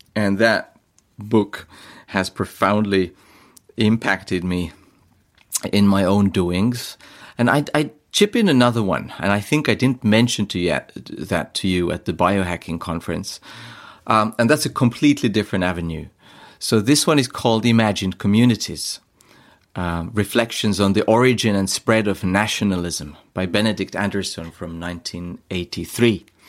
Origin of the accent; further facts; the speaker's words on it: Estonia; I am from Estonia